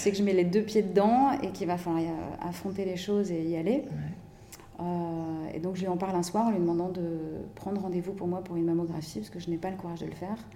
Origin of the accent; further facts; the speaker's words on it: France; moved away as an adult; also born or lived in Hong Kong; now in Indonesia; J'ai grandi en France, ouais, dans différentes régions de France.